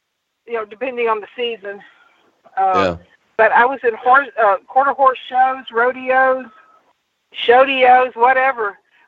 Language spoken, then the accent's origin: English; Bossier City, Louisiana, United States; also born or lived in Benton, Louisiana; I really grew up in Louisiana.